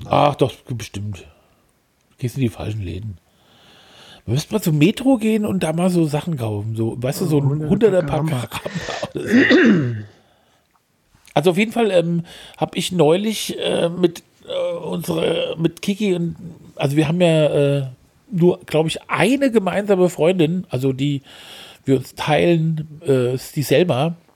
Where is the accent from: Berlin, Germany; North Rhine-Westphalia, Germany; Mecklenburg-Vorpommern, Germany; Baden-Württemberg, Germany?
North Rhine-Westphalia, Germany; Essen; ich bin aus Essen.